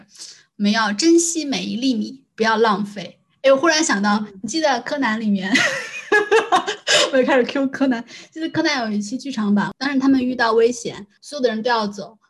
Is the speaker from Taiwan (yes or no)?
no; China; 作为一个中国人